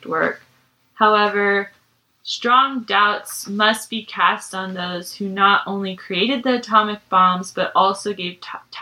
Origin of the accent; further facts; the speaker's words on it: United States; as an American